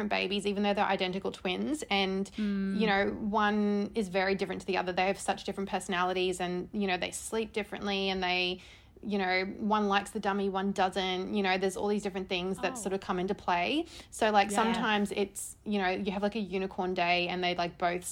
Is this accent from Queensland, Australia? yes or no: yes; Brisbane, Queensland, Australia; moved away as an adult; also born or lived in Netherlands / Adelaide; now in Sydney, Australia; I grew up in Brisbane